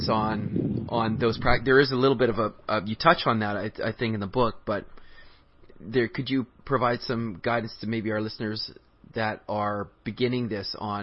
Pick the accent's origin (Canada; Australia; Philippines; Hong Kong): Canada; I grew up in Canada, and I'm not from India